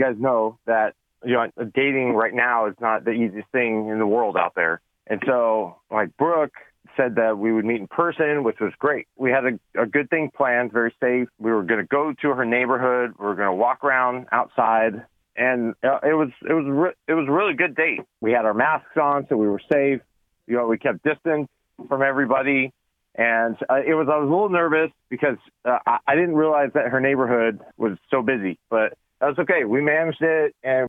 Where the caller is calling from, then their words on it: Oakwood, United States; I'm calling from Oakwood.